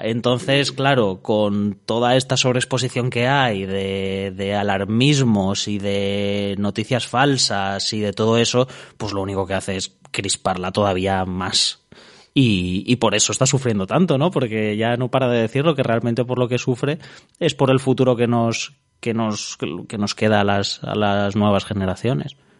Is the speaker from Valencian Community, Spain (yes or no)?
yes; Alicante, Valencian Community, Spain; que somos la gente de Alicante